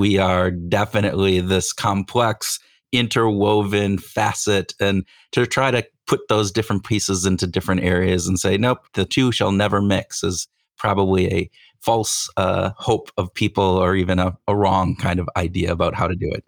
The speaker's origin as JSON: {"language": "English", "region": "Iowa", "country": "United States", "tie": "born or raised there", "said": "Iowan, which is my home state"}